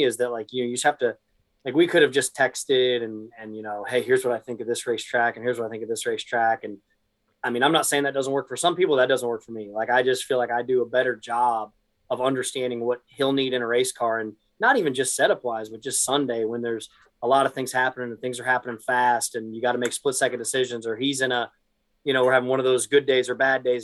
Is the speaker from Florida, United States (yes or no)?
yes; Daytona Beach, Florida, United States; I was born and raised in Florida